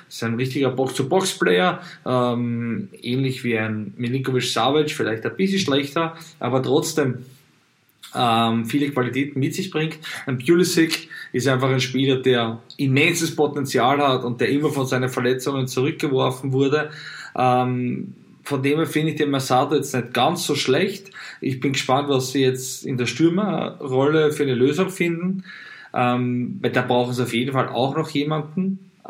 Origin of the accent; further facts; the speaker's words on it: Italy; Hm, natürlich muss ich als Italiener sagen, dass da ein bisschen Schadenfreude mit dabei ist.